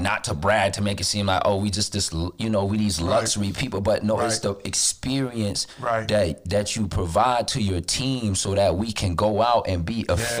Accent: Florida, United States; I live in Florida. I'm from Florida. I haven't really left that much.

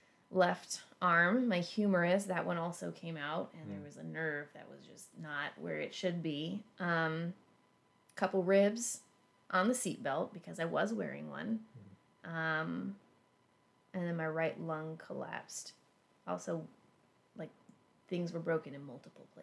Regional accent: Alaska, United States; now in Ohio, United States; I grew up in Alaska. I learned to drive in Alaska.

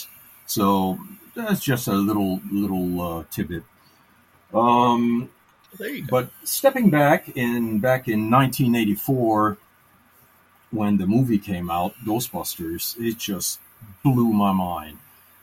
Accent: Canada; also born or lived in Maryland; now in United States; I was raised in Canada

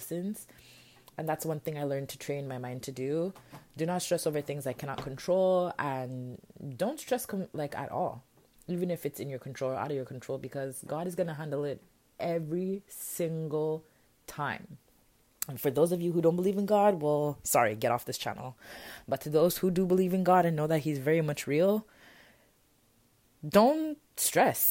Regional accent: Jamaica; I'm a Jamaican queen

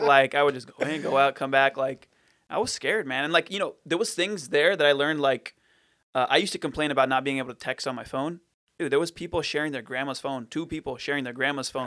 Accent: Fountain Valley, California, United States; I was born and raised in Fountain Valley

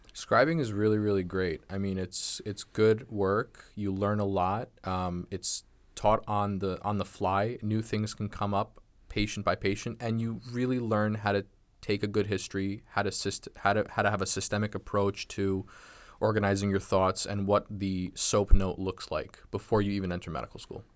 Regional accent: Nassau County, Long Island, New York, United States; also born or lived in Brooklyn, New York; moved out to Long Island, grew up in Nassau

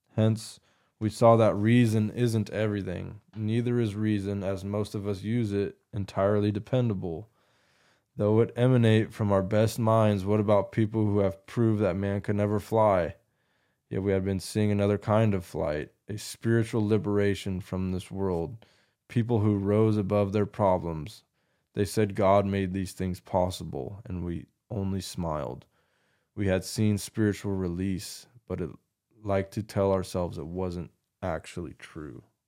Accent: United States; an American Christian male in twenty twenty-four now

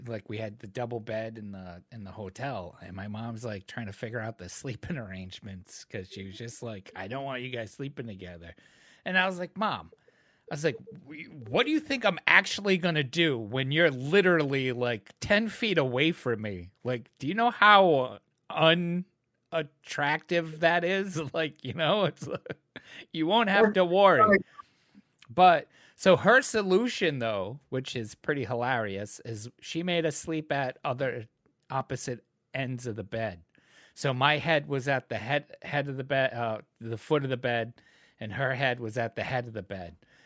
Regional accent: New England, United States; I'm from New England

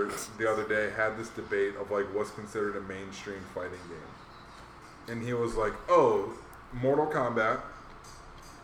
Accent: Hawaii, United States; moved away; we grew up in Hawaii.

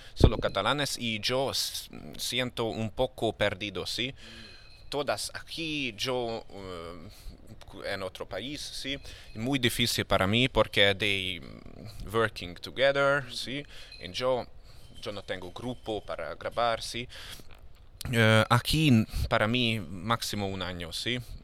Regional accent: Hungary; Spanish is a second language; moved away as an adult; now in Barcelona, Spain; en mi país, Hungría

